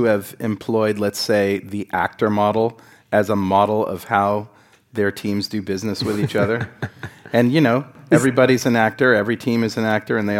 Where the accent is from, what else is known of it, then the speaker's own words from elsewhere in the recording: United States; I'm sorry, I'm American.